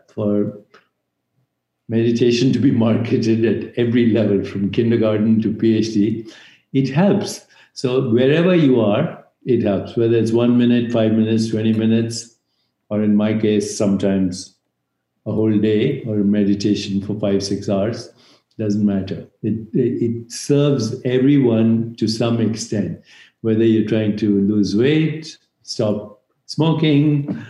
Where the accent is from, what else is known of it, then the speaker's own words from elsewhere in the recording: India; moved away as an adult; now in United States; I grew up in India where there's a tradition of meditation going back thousands of years.